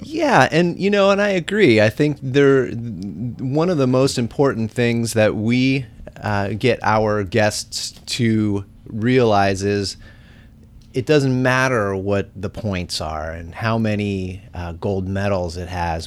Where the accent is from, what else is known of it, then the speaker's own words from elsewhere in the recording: Bay Area, California, United States; I grew up in the Bay Area